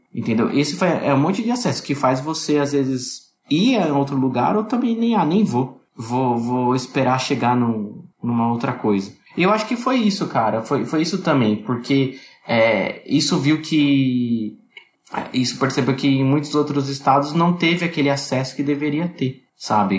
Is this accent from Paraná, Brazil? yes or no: no; Greater ABC, São Paulo, Brazil; Eu sou do Grande ABC, aqui de São Paulo